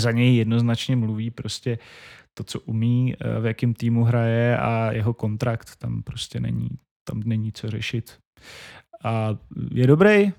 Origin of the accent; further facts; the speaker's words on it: Šumperk, Olomouc Region, Czechia; moved away as an adult; V, v mém rodném městě tři, tři rodáci z toho města Šumperka děláme Majales